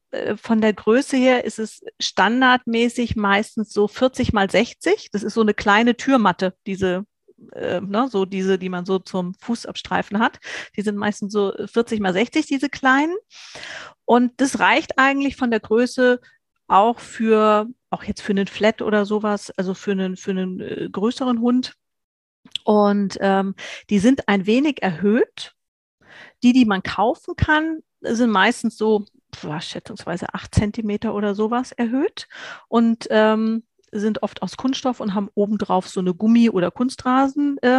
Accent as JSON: {"language": "German", "region": "Hesse", "country": "Germany", "said": "ich komme aus Nordhessen im schönen Deutschland, aus der Mitte komplett"}